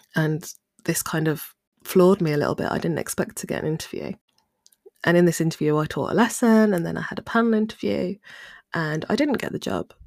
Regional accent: Midlands, United Kingdom; I'm from the Midlands

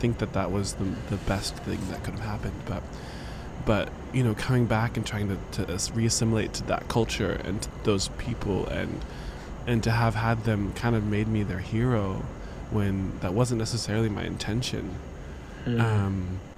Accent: Orlando, Florida, United States; born there; Born a world apart. I was born in Orlando.

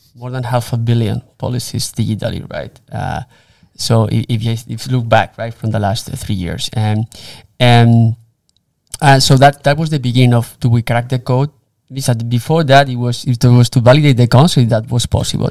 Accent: Spain; moved away as an adult; also born or lived in Germany / Miami; I was, uh, born and raised in Spain.

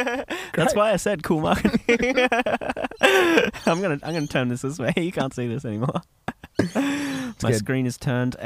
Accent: United States; accent: American; That's my actual American voice because I'm American.

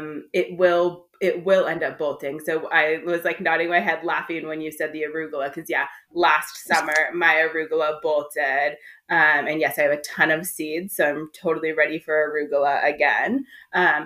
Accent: suburbs of Los Angeles, Southern California, United States; I grew up in Southern California in the suburbs of Los Angeles

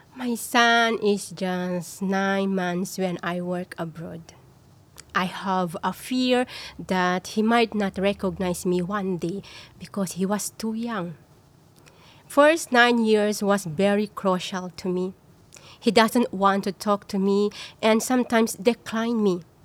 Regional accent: Philippines; moved away as an adult; now in Singapore; I'm from the Philippines and a foreign domestic workers for 10 years here in Singapore

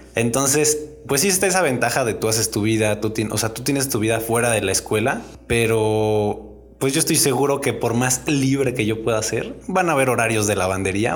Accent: Mexico

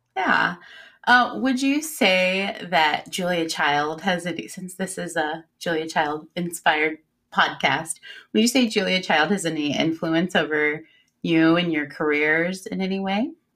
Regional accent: Illinois, United States; now in Cincinnati, United States; I grew up in Illinois

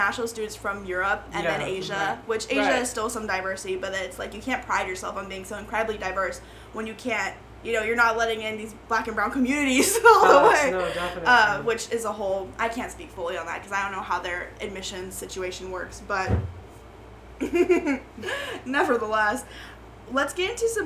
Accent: Maine, United States; also born or lived in Vietnam; I grew up in Maine

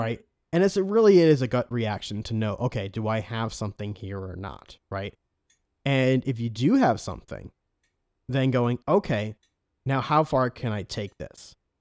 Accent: New York, United States; accent: New York; moved away; I'm originally from New York.

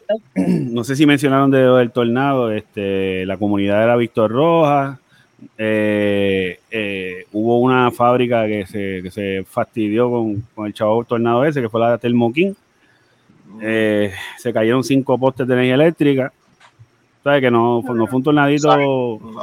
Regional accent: Bayamón, Puerto Rico; now in Vega Alta, Puerto Rico; Soy de Bayamón, pero vivo en Vega Alta

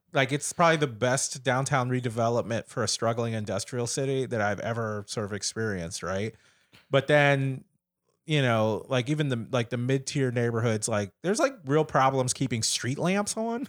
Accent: Kansas City, Missouri, United States; also born or lived in New York City area; now in New York City, United States; I'm originally from Kansas City, Missouri

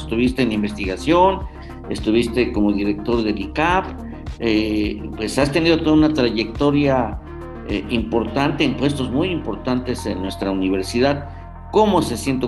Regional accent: Hidalgo, Mexico; como hidalguenses

